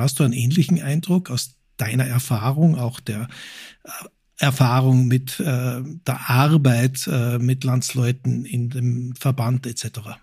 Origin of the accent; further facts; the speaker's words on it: Austria; now in Germany; wir jetzt als Österreicher